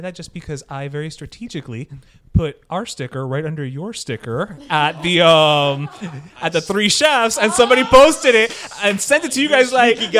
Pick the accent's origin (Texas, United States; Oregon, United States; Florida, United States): Florida, United States; Miami; we're born and raised Miami boys, right? Everybody here is born and raised Miami.